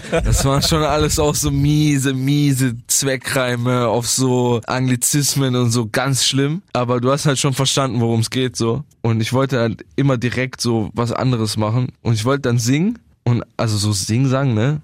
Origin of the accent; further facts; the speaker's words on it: Bietigheim-Bissingen, Baden-Württemberg, Germany; bei uns in Bietigheim